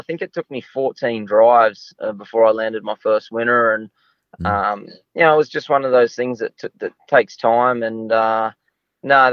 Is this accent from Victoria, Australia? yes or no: no; Logan Village, Queensland, Australia; also born or lived in Bathurst, New South Wales; now in Sydney, Australia; I was born in Bathurst, but we moved up to Queensland at quite a young age.